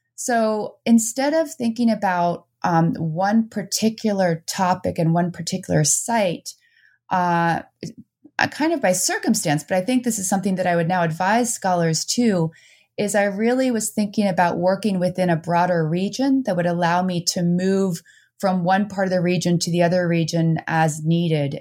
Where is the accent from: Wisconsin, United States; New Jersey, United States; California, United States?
New Jersey, United States; moved away as an adult; also born or lived in Netherlands; now in Vermont, United States; I grew up both in the Netherlands, uh, for a couple years, and then I moved to New Jersey